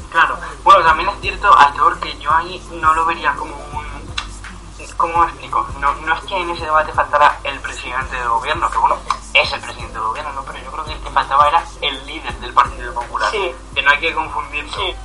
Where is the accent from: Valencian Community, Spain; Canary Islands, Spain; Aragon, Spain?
Valencian Community, Spain; Villena; aquí en Villena, que no, no hablamos valenciano